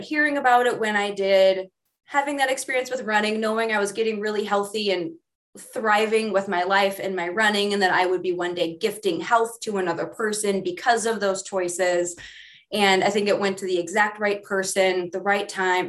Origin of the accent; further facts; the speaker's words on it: Midwest, United States; I grew up in the Midwest